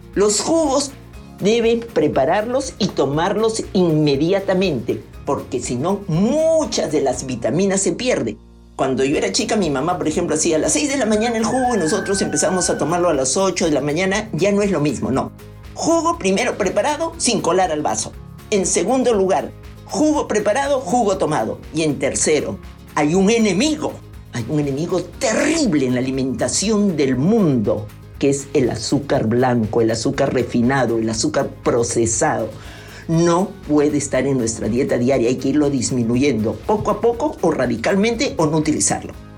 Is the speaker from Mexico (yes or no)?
no; Peru; soy peruana